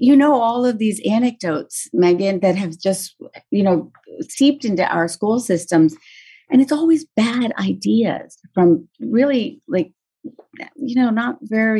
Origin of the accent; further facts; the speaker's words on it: West Virginia, United States; and I grew up in West Virginia. So I grew up, you know, really feeling pride in our state of West Virginia